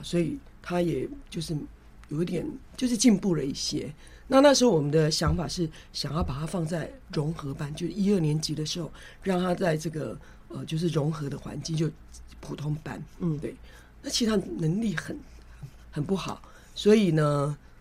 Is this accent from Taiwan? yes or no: yes; Kaohsiung, Taiwan; now in Taipei, Taiwan; 我妹妹是住高雄，我住台北，我本来是高雄人嘛